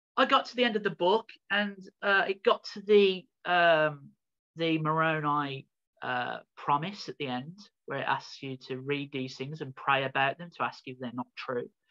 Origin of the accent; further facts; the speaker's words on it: Birmingham, West Midlands, United Kingdom; I was born in Birmingham in in England in the United Kingdom, um, which is like in the Midlands of the country